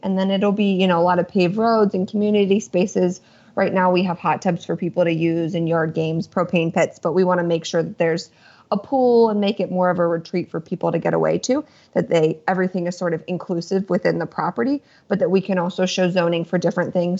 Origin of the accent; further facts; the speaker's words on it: Lancaster County, Pennsylvania, United States; I'm from the East Coast, born and raised in Lancaster County, Pennsylvania